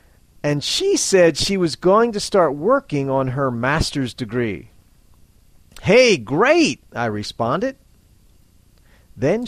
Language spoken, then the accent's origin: English; Philadelphia, Pennsylvania, United States; I'm from Philadelphia, Pennsylvania, United States of America